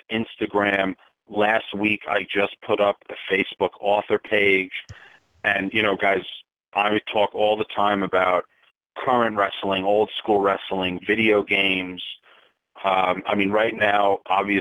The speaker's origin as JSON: {"language": "English", "area": "Long Island", "region": "New York", "country": "United States", "tie": "born or raised there", "said": "I grew up on Long Island"}